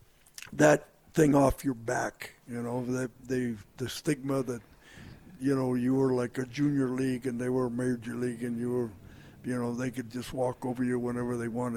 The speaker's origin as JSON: {"language": "English", "region": "Utah", "country": "United States", "said": "From Utah."}